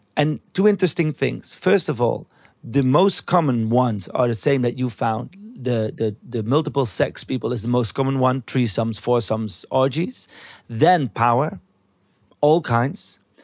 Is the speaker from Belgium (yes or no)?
yes; Belgium; where I came from in Belgium, 'cause I'm from Belgium